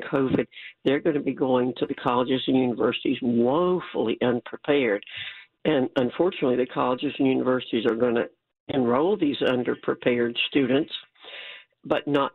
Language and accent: English; New York, United States; moved away; I was born in New York